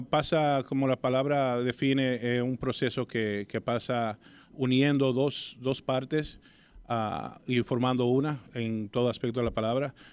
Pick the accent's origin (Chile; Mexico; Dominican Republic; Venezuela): Dominican Republic; Claro, porque somos dominicanos.